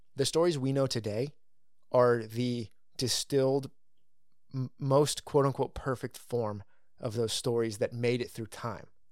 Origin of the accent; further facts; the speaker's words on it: California, United States; I grew up in California